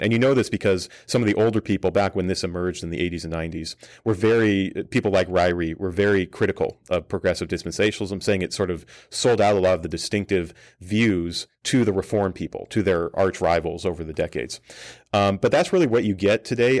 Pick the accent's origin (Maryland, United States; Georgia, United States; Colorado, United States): Colorado, United States; Colorado Springs; moved away; I grew up a missionary kid in Colorado Springs